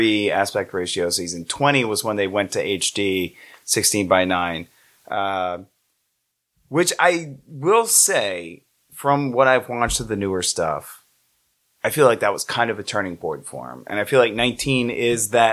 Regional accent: New Orleans, Louisiana, United States; also born or lived in Metairie, Louisiana; the only place I've lived outside of Orleans Parish is Metairie

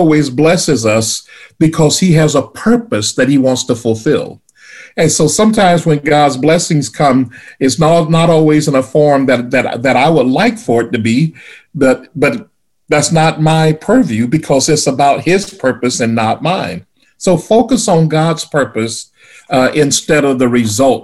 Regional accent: the South, United States; growing up in the South

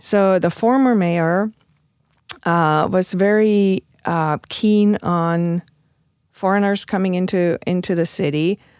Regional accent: Stuttgart, Baden-Württemberg, Germany; English is a second language; moved away as an adult; now in St. Louis, United States; my hometown, Stuttgart

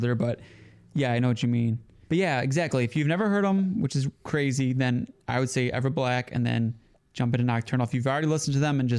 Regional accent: Detroit, Michigan, United States; we're from Detroit

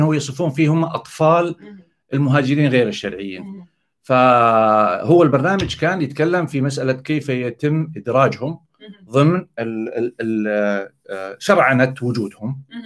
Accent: Saudi Arabia; عندنا في السعوديه

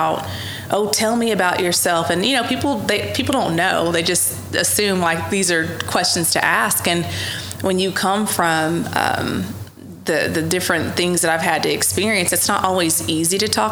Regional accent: Ardmore, Oklahoma, United States; I grew up in Ardmore from very humble beginnings

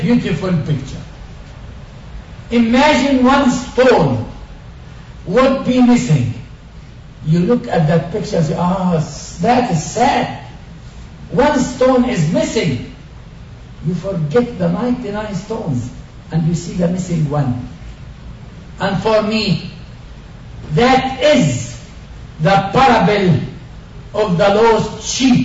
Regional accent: Galilee, Northern District, Israel; first language Arabic; English is a second language; I was born in Galilee, in a very peaceful, nice, beautiful Arab Christian village.

